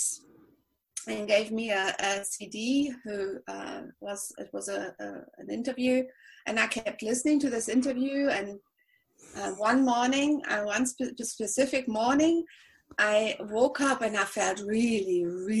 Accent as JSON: {"language": "English", "region": "Berlin", "country": "Germany", "second_language": "English", "moved": "as an adult", "lives_now": "Spain", "said": "I'm German. I'm from Berlin"}